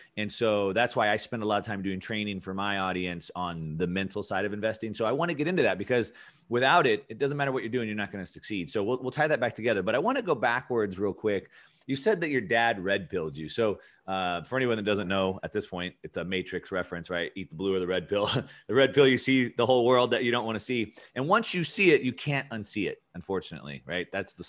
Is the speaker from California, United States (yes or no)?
yes; California, United States; I grew up in Southern California.